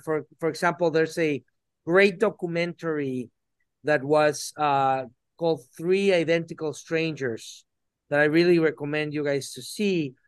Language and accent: English; Mexico City, Mexico; I was born in Mexico City